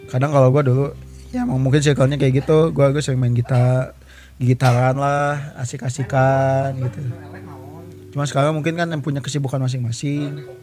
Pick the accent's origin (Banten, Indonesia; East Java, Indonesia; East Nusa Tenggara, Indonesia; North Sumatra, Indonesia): Banten, Indonesia; gue dari provinsi sebelah Jawa Barat ya gue dari Banten ya gue gue kesini cuman ya